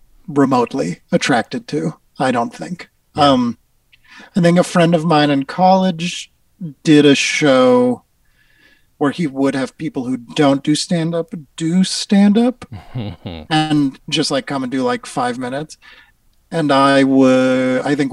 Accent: Newton, Massachusetts, United States; I grew up in Newton, Massachusetts

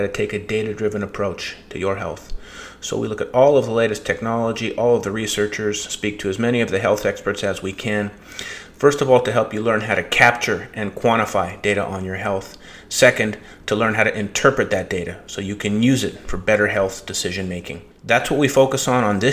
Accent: Winnipeg, Manitoba, Canada; moved away; also born or lived in Silicon Valley; I'm from Winnipeg.

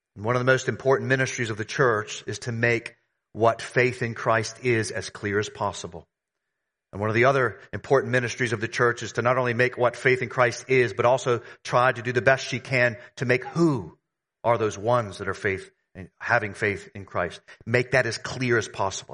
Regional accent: the South, United States; moved away; I grew up in the South, in the United States.

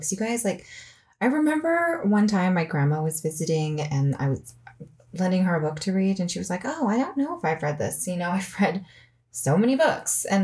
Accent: Sacramento, California, United States; now in Colorado, United States; I'm from Sacramento

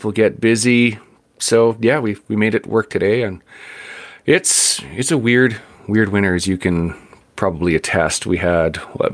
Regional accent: Vancouver, British Columbia, Canada; I grew up in Vancouver

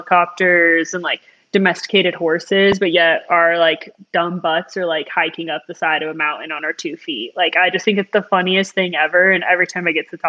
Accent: Colorado, United States; growing up in Colorado, I was always near the mountains

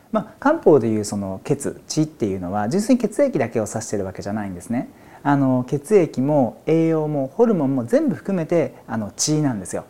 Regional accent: Izumo, Shimane, Japan; 島根県にある出雲大社縁結びで有名ですけどもそこの表参道にある薬局で生まれ育ちました

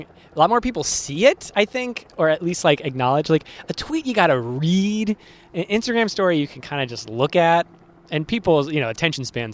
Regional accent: Worcester, Massachusetts, United States; Worcester, my hometown

